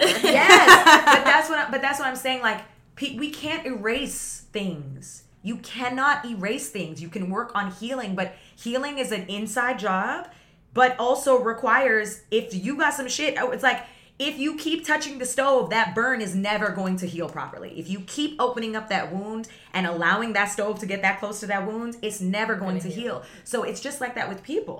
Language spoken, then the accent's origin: English; Toronto area, Ontario, Canada; also born or lived in Vaughan, Ontario / Guyana (family origin); I grew up in the city with so much diversity and then we moved to the suburbs